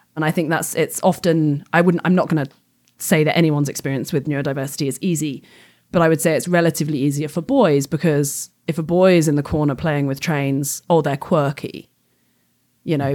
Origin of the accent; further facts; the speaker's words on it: England, United Kingdom; moved away as an adult; I grew up in England and I came from a, you know, fairly well off upbringing.